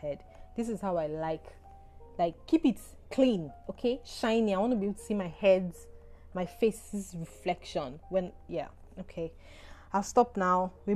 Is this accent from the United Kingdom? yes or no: no; Nigeria; I'm Nigerian